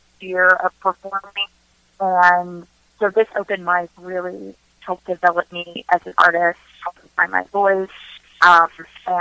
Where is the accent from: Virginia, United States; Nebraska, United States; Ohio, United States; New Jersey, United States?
Virginia, United States; Northern; also born or lived in Washington, D.C. / Seoul, South Korea / Wyoming; now in Maryland, United States; I grew up in Northern Virginia. I've also lived in D.C. for 5 or 6 years, and now I'm in Maryland